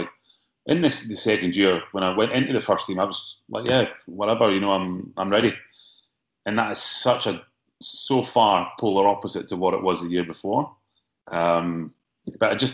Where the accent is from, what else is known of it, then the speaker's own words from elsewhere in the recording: Scotland, United Kingdom; me growing up in Scotland